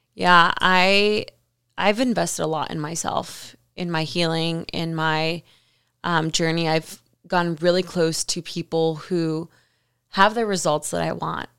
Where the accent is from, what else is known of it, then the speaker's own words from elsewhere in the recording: Miami, Florida, United States; moved away as an adult; now in California, United States; I was living in Miami. I'm from Miami